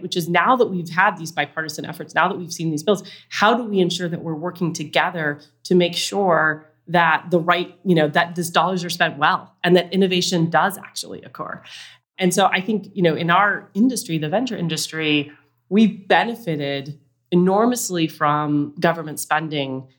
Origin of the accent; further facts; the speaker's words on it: Utah, United States; I grew up in Utah